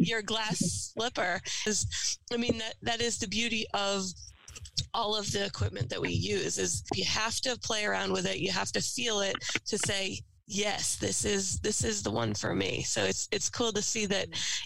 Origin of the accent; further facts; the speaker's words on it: Massachusetts, United States; I grew up in Massachusetts